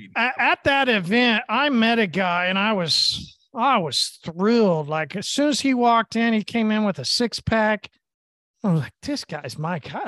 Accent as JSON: {"language": "English", "town": "Tulsa", "region": "Oklahoma", "country": "United States", "said": "I'm from Oklahoma and Tulsa."}